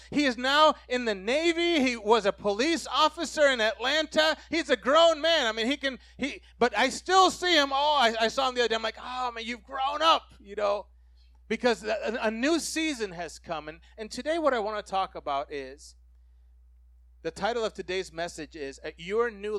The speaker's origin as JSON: {"language": "English", "country": "Puerto Rico", "tie": "born or raised there", "said": "I grew up in Puerto Rico"}